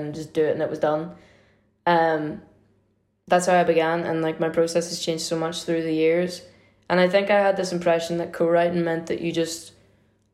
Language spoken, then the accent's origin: English; Derry, Northern Ireland, United Kingdom; where I grew up in Derry